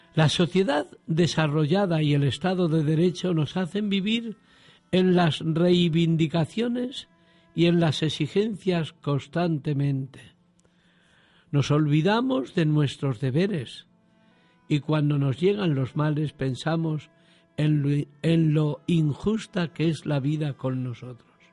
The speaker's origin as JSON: {"language": "Spanish", "town": "Alcázar de San Juan", "region": "Castilla-La Mancha", "country": "Spain", "tie": "born or raised there", "also_born_or_lived": "Andalusia", "moved": "yes", "lives_now": "Huelva, Spain", "said": "tía Sofía me parió en Alcázar, en La Mancha"}